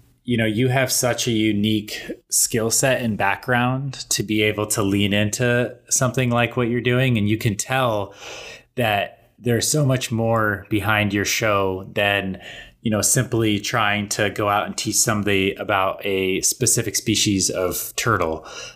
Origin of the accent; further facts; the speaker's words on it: Colorado, United States; I have so many memories of growing up in Colorado